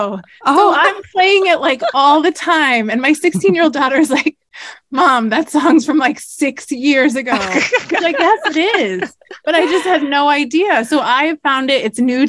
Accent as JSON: {"language": "English", "area": "outside of Boston", "region": "Massachusetts", "country": "United States", "tie": "born or raised there", "said": "But I grew up in outside of Boston. I'm a New Englander."}